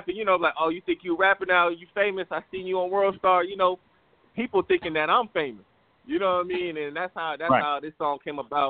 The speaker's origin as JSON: {"language": "English", "town": "Fort Walton Beach", "region": "Florida", "country": "United States", "lives_now": "Destin, United States", "said": "I'm from Fort Walton, but I live in Destin"}